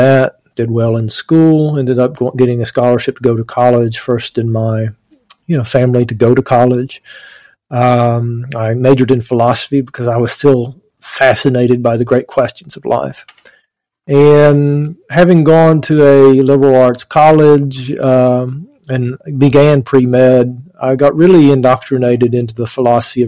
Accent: Appalachian Mountains, East Kentucky, United States; I grew up in the Appalachian Mountains in East Kentucky, coal mining country

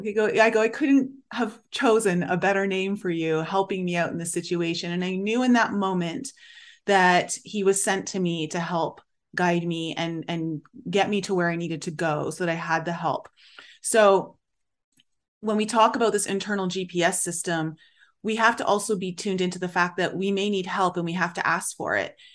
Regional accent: Canada; I grew up in Canada, so I learned French.

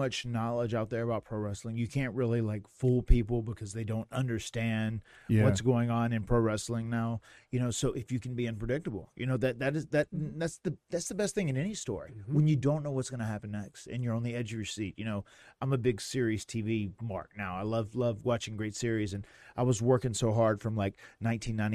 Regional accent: Cameron, North Carolina, United States; in like a very rural town where we grew up in Cameron, North Carolina, in the middle of nowhere.

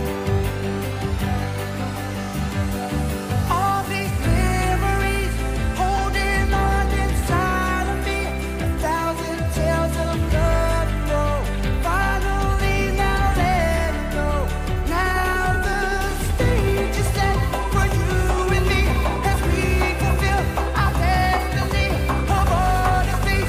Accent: Columbus, Ohio, United States; I'm from, like, the Columbus area

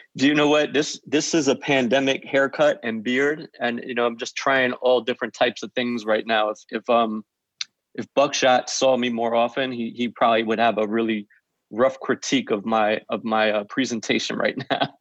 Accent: White Plains, New York, United States; also born or lived in Forest Hills, Queens, New York; born in, in Forest Hills, lived in Queens till it was about five or six, and then moved to White Plains

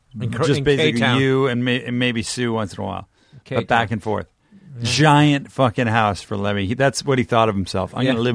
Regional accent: Canada; now in United States; I'm Canadian and American

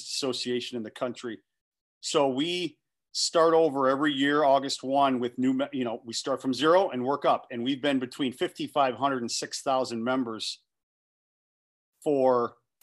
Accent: Detroit, Michigan, United States; I'm from Metro Detroit, went to Canton High School

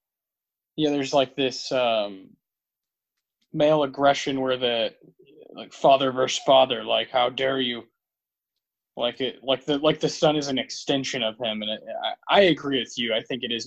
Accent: Texas, United States; accent: Southern; I'm from Texas. Yeah. I don't have like a heavy accent, but I definitely say y'all, and if you talk to me for long enough, you can tell I'm from the South

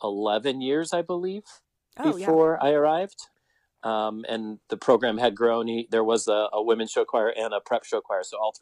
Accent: Iowa, United States; moved away as an adult; now in Omaha, United States; my plan was to come to Omaha, come to Westside and get big school experience and then return back to my hometown in Iowa and teach. And then 22 years later, I'm still here.

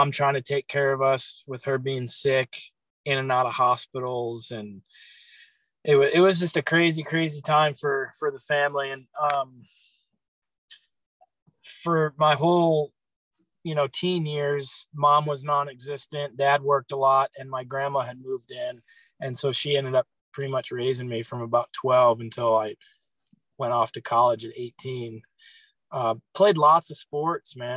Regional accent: Chicago, Illinois, United States; I grew up in Chicago, not downtown or nothing. So I grew up mainly out in the cornfields.

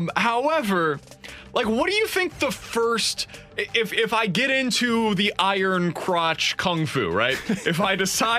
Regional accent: Kansas City, Missouri, United States; now in St. Louis, United States; My hometown of Kansas City probably ranks higher.

